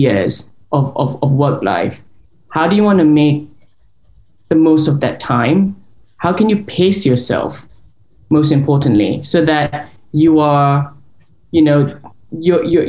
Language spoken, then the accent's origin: English; Singapore; moved away as an adult; now in London, United Kingdom; I am Singaporean, born and raised. I lived there till I was the age of 20